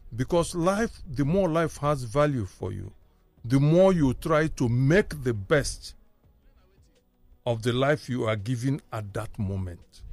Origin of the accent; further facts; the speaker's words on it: Kano, Kano State, Nigeria; moved away; also born or lived in Jos / Aba / Aguata; I got to realize myself as me in Kano